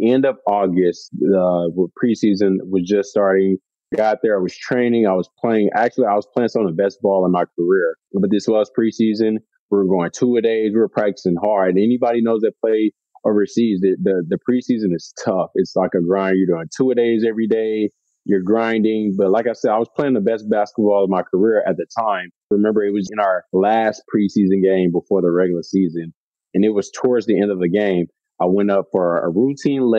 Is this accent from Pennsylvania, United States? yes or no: no; Houston, Texas, United States; moved away as an adult; also born or lived in Belgium / Poland; I'm a Southern guy, born and raised in Houston, Texas.